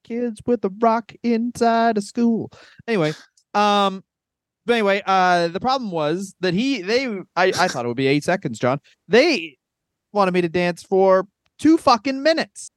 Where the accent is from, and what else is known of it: Canada